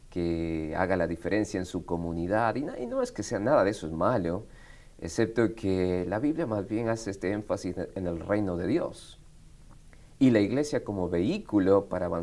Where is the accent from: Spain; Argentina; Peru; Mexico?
Argentina; Buenos Aires; also born or lived in Quito, Ecuador; now in Marietta, United States; nací en Quito, Ecuador. Quito, Ecuador. Quito, Ecuador. A los 10 años mis padres viajan a Argentina como misioneros y así es como crezco en Buenos Aires, Argentina.